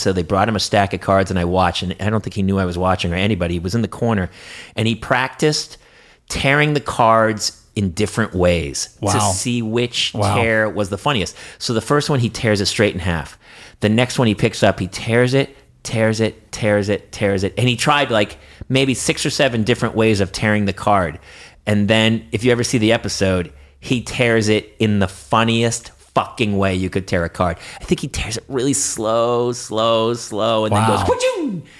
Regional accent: New Hampshire and Boston, United States; now in Los Angeles, United States; I'm from New Hampshire and from Boston

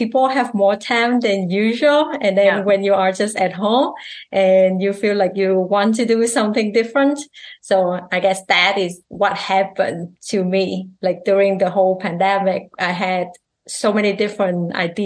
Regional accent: Vietnam; English is a second language; now in Canada; I'm Vietnamese Canadian

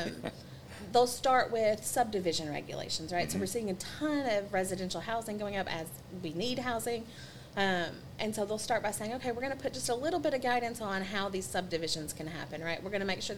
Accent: Arkansas Delta, United States; moved away as an adult; also born or lived in Florida; now in Kentucky, United States; I come from the Delta part of Arkansas as well, so the ground is flat.

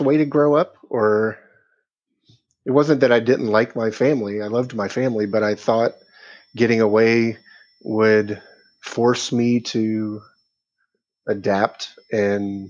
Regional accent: Virginia Beach, Virginia, United States; moved away as an adult; also born or lived in Louisville, Kentucky; now in Noblesville, United States; I grew up in Louisville, Kentucky, and moved to Virginia Beach when I was 9 years old. Lived there until I was 28, and we moved to Noblesville, Indiana.

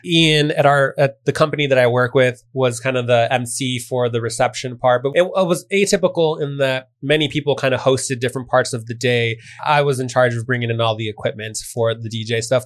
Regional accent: Chicago, Illinois, United States; I'm from Chicago. I had a big part of my family that wanted to he- hear Chicago house music

